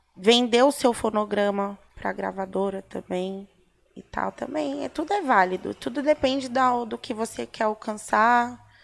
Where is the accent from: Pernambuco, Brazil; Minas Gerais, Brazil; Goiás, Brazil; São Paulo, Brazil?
São Paulo, Brazil; Casa de Cultura do Ipiranga. Uhum ali na Tancredo Neves, é bem pertinho ali na, é na minha quebrada